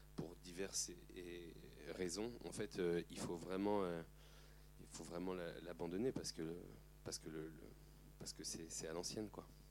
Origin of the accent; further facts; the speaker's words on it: Aubervilliers, Île-de-France, France; j'ai grandi à Aubervilliers